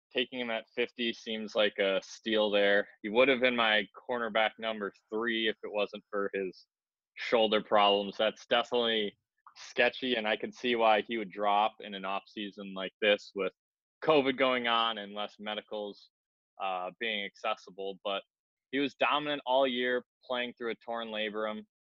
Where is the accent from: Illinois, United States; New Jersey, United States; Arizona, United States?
Illinois, United States; Arlington Heights; his hometown's my hometown